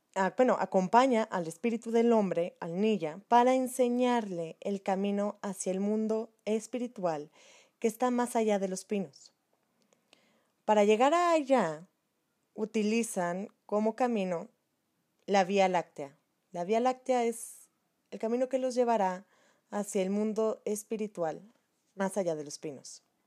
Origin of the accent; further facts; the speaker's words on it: Mexico; nuestra historia como mexicanos